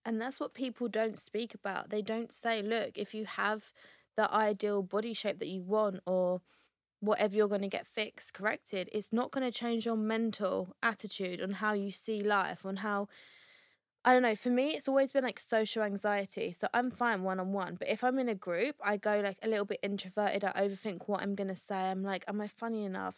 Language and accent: English; Essex, East of England, United Kingdom; We are from Essex